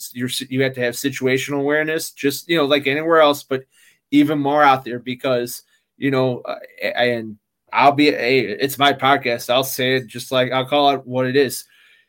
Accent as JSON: {"language": "English", "region": "Midwest", "country": "United States", "said": "you know, I'm from the Midwest, you know, the whole thing, the Windy City"}